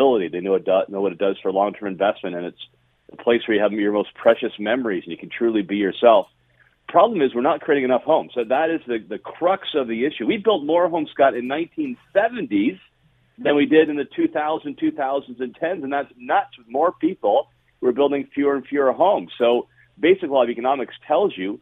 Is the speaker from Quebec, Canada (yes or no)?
no; Niagara, Ontario, Canada; when I grew up in Niagara